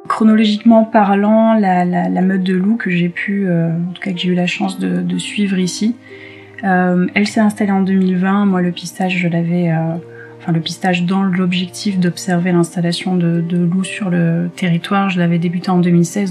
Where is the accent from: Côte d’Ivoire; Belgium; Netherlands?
Côte d’Ivoire; also born or lived in South of France / Occitanie / French Alps; now in France; Je suis née en Côte d'Ivoire, donc en Afrique